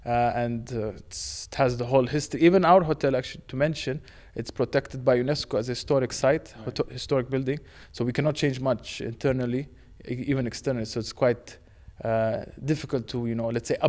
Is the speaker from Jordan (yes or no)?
yes; Jordan; also born or lived in Romania; now in Prague, Czechia; I've been here 14 months. I'm originally from Jordan and Romania, so mixed. But they asked me to come to Prague.